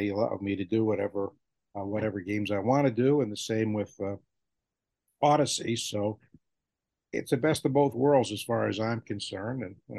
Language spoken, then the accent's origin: English; New England, United States; I'm from New England